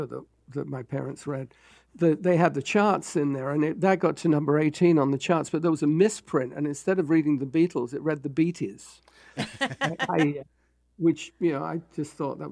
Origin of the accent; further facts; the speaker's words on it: London, United Kingdom; moved away as an adult; also born or lived in New York, United States; now in Los Angeles, United States; I grew up in London